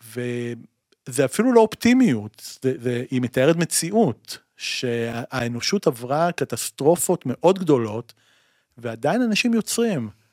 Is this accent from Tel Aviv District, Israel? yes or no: yes; Tel Aviv, Tel Aviv District, Israel; אני עד היום גר בתל אביב, נולדתי בתל אביב